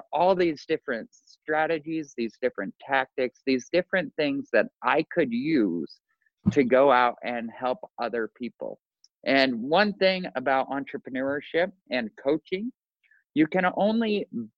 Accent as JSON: {"language": "English", "town": "Boise", "region": "Idaho", "country": "United States", "tie": "born or raised there", "moved": "as an adult", "lives_now": "Orlando, United States", "said": "We both born and raised in Boise, Idaho, and moved to Orlando, Florida."}